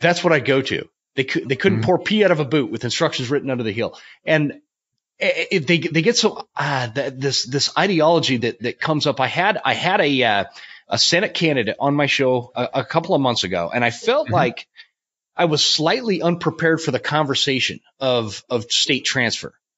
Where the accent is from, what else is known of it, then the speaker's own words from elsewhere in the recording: the West, United States; also born or lived in North Carolina; I was a kid from the West